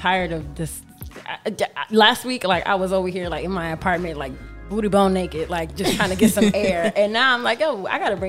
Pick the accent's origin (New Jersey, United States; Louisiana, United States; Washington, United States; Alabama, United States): New Jersey, United States